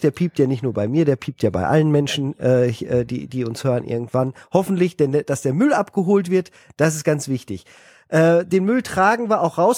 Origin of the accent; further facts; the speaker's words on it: Germany; also born or lived in Paris, France; als Deutscher